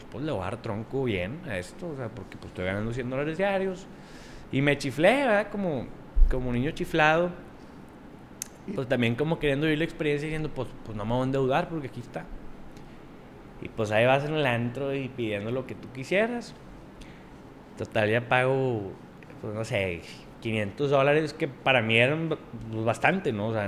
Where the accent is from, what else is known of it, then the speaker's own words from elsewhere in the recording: Monterrey, Nuevo León, Mexico; aquí de Monterrey.